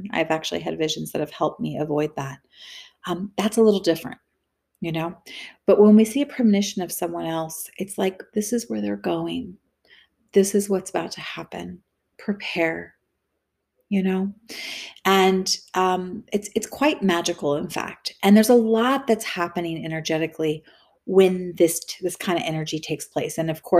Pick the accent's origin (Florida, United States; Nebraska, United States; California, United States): California, United States; And so I was raised in the Bay Area and on the coast, like Capitola, Santa Cruz.